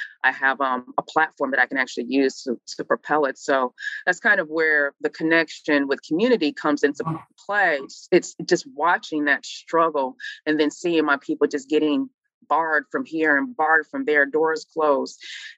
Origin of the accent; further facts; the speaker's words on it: Midwest, United States; You know, I'm from the Midwest. So the racism in the South is a whole other ball game that I just had never experienced before.